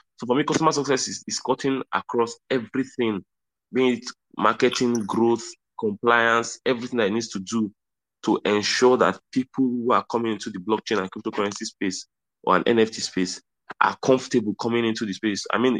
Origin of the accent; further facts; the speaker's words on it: Southwest, Nigeria; one Yoruba masquerade, because I'm Nigerian, like I'm from Southwest, Western Nigeria, right?